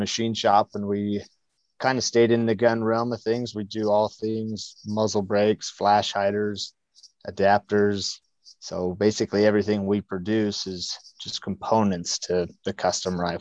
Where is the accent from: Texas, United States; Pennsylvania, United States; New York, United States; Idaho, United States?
Idaho, United States; Southeast; I'm born and raised in Southeast Idaho